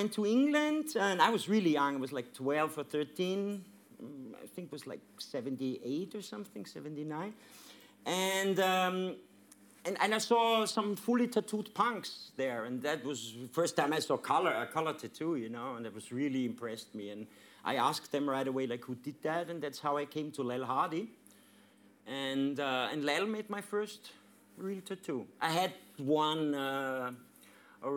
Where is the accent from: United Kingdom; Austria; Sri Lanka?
Austria; Vienna; moved away as an adult; I'm born and raised in Vienna